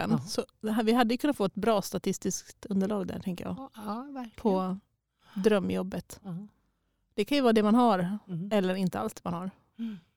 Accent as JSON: {"language": "Swedish", "area": "Enslöv parish", "region": "Halland County", "country": "Sweden", "tie": "born or raised there", "said": "Och där är jag uppvuxen"}